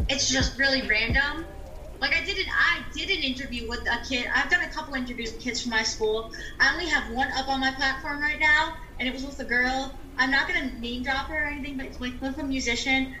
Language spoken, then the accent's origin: English; New York, United States; I'm from New York